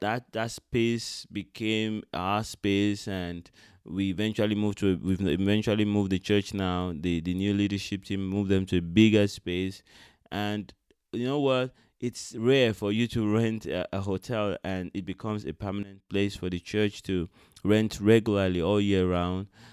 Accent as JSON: {"language": "English", "town": "Benin City", "region": "Edo", "country": "Nigeria", "tie": "born or raised there", "said": "I was born in Benin City, Nigeria"}